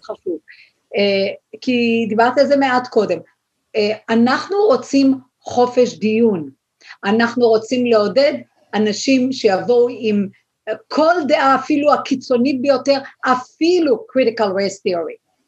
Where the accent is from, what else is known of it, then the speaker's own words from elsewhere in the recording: Israel; now in United States; אנחנו כישראלים